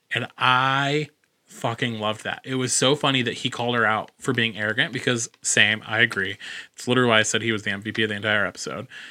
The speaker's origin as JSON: {"language": "English", "country": "United States", "said": "I'm the ignorant American in this situation"}